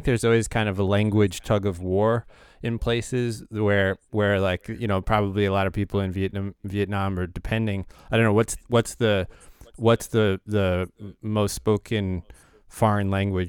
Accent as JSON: {"language": "English", "town": "New York City", "region": "New York", "country": "United States", "tie": "born or raised there", "said": "So I'm from Riverdale in the Bronx, and most people say that's not the Bronx"}